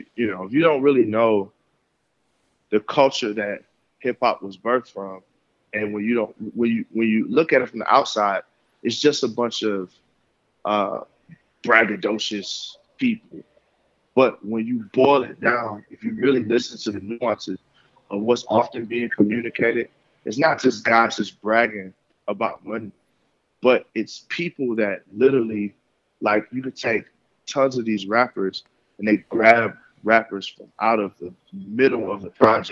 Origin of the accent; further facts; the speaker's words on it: Tennessee, United States; also born or lived in Michigan; I came from Michigan and I grew up in Tennessee.